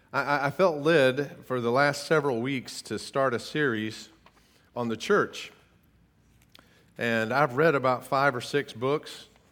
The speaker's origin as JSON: {"language": "English", "country": "United States", "said": "I'm such an American"}